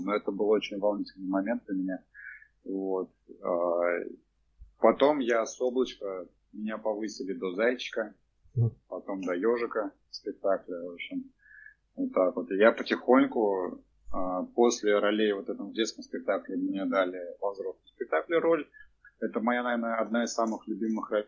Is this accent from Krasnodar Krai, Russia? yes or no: no; Cheboksary, Chuvashia, Russia; я родился в Чебоксарах, вырос в этом в Новоюжном районе